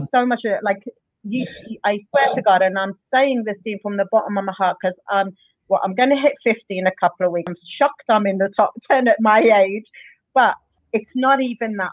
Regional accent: Luton, East of England, United Kingdom; moved away as an adult; also born or lived in Dundalk, Ireland; now in Ireland; I'm originally from England. I, I a place called Luton. I moved over here in 2001.

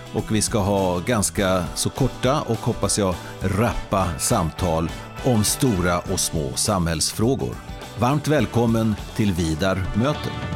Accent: Hassela, Gävleborg County, Sweden; mitt livs universitet har ju varit i Hassela, en annan del av den vackra kommunen Nordanstig

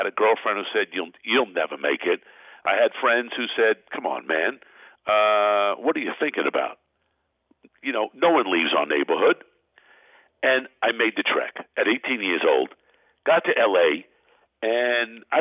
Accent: New York City, New York, United States; I was born in Brooklyn, New York

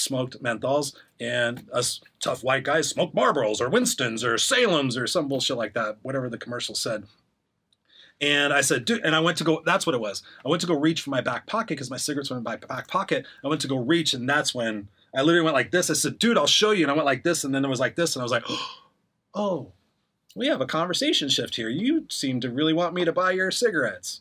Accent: Inglewood, California, United States; also born or lived in Los Angeles; I grew up in Inglewood where I was the only white kid on my street

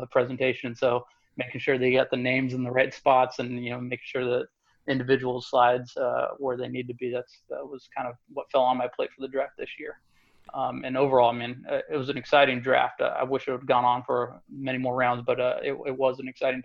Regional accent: Modesto, California, United States; moved away as an adult; also born or lived in Santo Domingo, Dominican Republic; born and raised in Modesto, Central Valley Kid

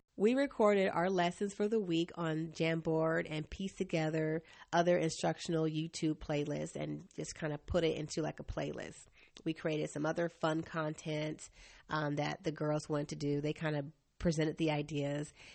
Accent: Asheville, North Carolina, United States; I grew up in Asheville, North Carolina

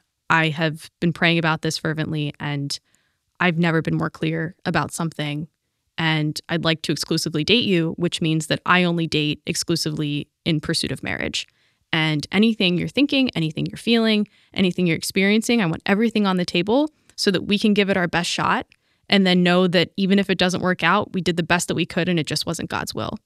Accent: Pittsburgh, Pennsylvania, United States; now in Stamford, United States; I'm from Pittsburgh.

